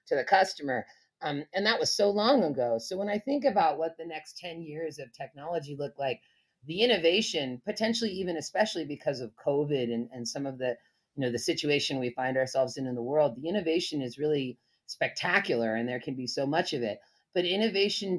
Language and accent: English; Berkeley, California, United States; I grew up in Berkeley